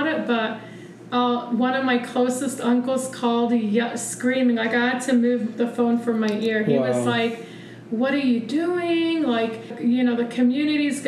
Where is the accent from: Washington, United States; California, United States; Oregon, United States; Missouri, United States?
Missouri, United States; We grew up in Missouri in a really racist town.